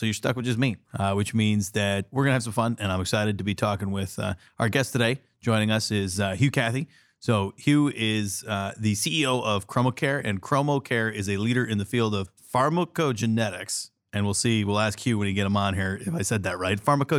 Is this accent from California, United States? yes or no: yes; San Diego, California, United States; also born or lived in Yuma, Arizona; now in Columbus, United States; I grew up in San Diego, but spent time in Yuma.